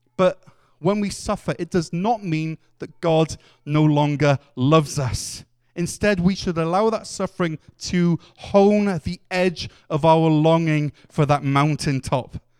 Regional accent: Wales, United Kingdom; as a Welshman

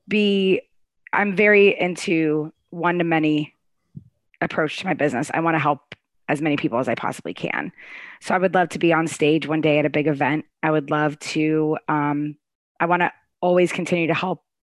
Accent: Arlington, United States; moved away as an adult; now in Raleigh, United States; I grew up in Arlington

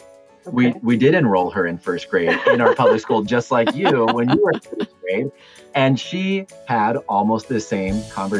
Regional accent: Oregon, United States; now in California, United States; I grew up in Oregon

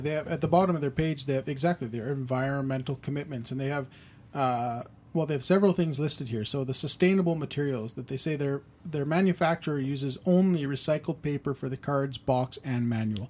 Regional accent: Canada; being Canadian

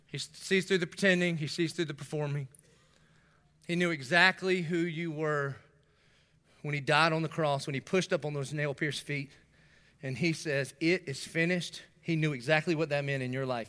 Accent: Dillon, South Carolina, United States; moved away; also born or lived in North Myrtle Beach, South Carolina; I'm from Dillon

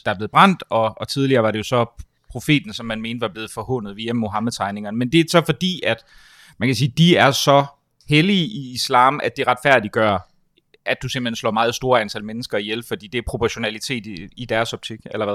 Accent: Denmark; som, som dansker

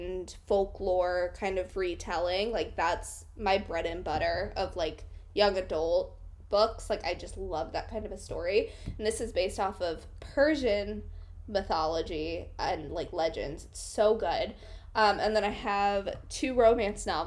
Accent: Washington, United States; moved away as an adult; also born or lived in New York City; now in Washington State, United States; recently moved from New York City back home. Hashtag millennial life. Back home to Washington State. So I'm now living with my mother

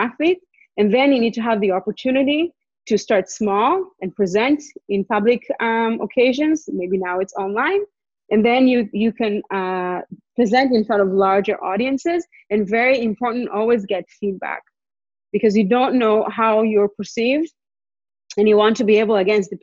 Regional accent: Israel; moved away as an adult; also born or lived in Montreal, Canada; now in Vancouver, Canada; We went back to Israel. So we basically grew up in Israel.

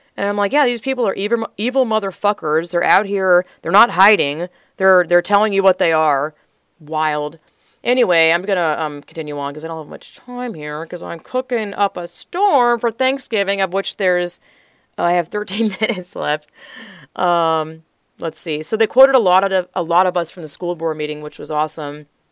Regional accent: Georgia, United States; moved away as an adult; now in Texas, United States; I grew up in Georgia, twenty-five years, born and raised

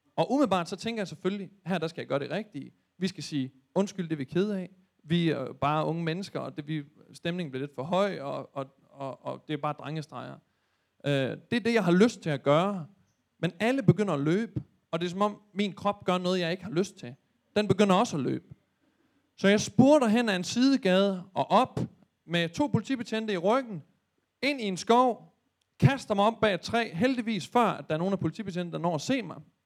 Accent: Thy, North Denmark Region, Denmark; moved away; hjemme i Thy

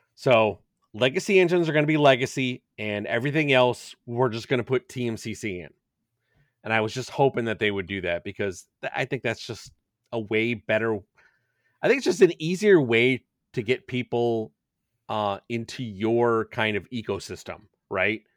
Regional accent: Chicago, Illinois, United States; I'm from Chicago

